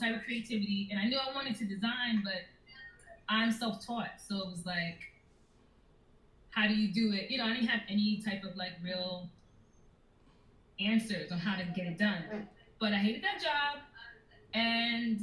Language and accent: English; New York City, New York, United States; I grew up in Brooklyn